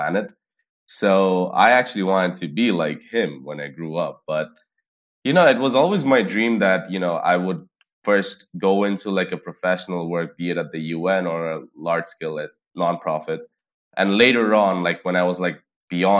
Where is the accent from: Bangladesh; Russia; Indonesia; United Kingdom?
Bangladesh; Dhaka, Dhaka Division; I grew up in Dhaka, which is the capital of Bangladesh